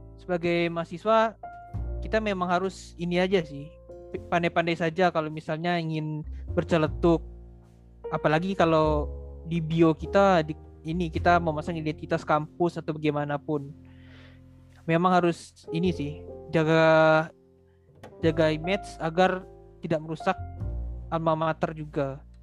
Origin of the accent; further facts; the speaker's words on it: Kalimantan, Indonesia; saya kan asal dari Kalimantan